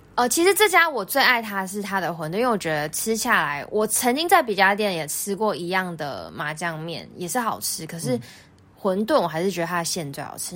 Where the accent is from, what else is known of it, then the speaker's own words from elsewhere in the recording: Yilan City, Yilan County, Taiwan; moved away; 我老家在宜兰